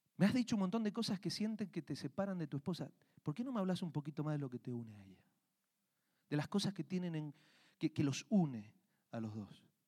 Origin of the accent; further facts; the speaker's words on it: Argentina; now in Colorado, United States; yo crecí en Argentina, vivíamos en una parte, en una finca